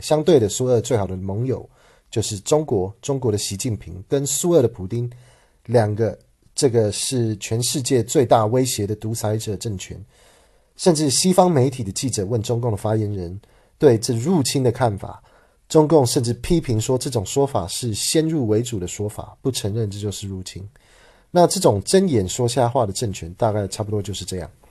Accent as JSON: {"language": "Chinese", "region": "Taichung", "country": "Taiwan", "tie": "born or raised there", "said": "我的家乡台中"}